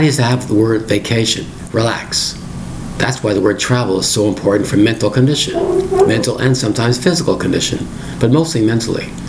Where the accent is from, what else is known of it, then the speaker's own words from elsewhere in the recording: Toronto, Ontario, Canada; born and raised in Toronto like